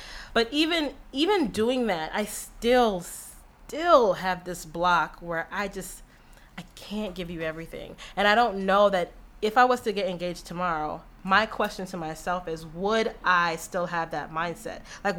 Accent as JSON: {"language": "English", "region": "Florida", "country": "United States", "lives_now": "Chicago, United States", "said": "So, you know, I came from Florida and I have my car here and I have my car registered with Florida plates"}